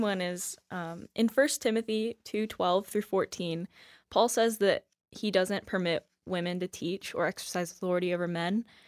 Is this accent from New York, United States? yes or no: no; Palm Beach County, Florida, United States; moved away as an adult; now in Chicago, United States; I'm from Palm Beach County, Florida